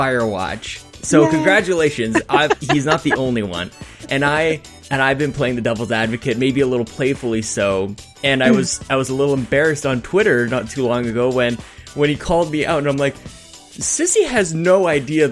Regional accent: Canada; I'm Canadian

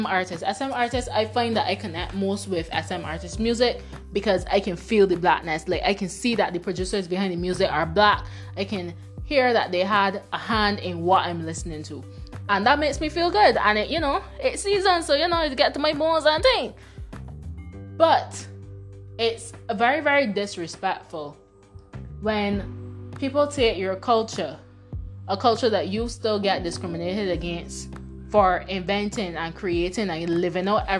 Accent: Barbados; first language Bajan Creole; growing up in Barbados

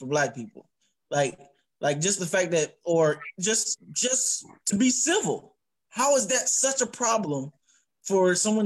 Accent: United States; I was born in America

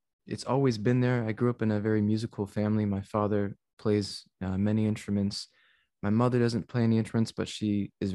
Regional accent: San Antonio, Texas, United States; San Antonio, Texas is my hometown

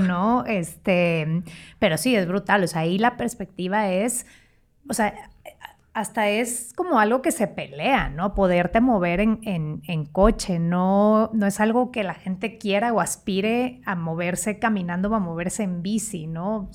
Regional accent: San Pedro Garza García, Nuevo León, Mexico; moved away as an adult; also born or lived in Monterrey; now in Mexico City, Mexico; yo crecí en San Pedro

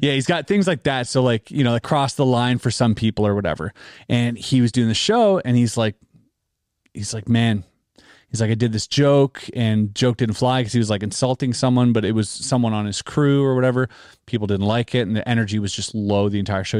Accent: Canada; we're Canadian

